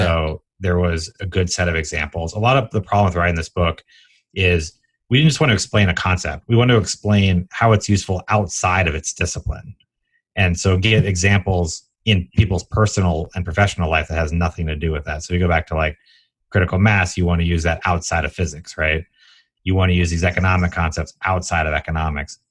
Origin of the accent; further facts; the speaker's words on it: Atlanta, Georgia, United States; also born or lived in Washington, D.C.; I grew up in Atlanta, for what it's worth, born in D.C.